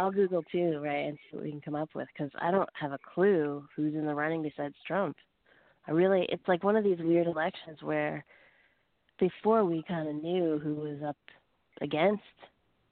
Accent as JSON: {"language": "English", "country": "Canada", "moved": "yes", "lives_now": "United States", "said": "I'm actually from Canada originally"}